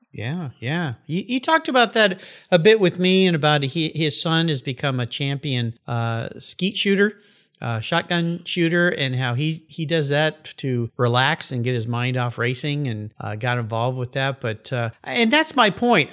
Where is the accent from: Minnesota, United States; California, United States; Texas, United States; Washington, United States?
California, United States; San Diego; I grew up in Southern California and I was a surfer and I went out to a surf spot there in La Jolla where I grew up called Black's Beach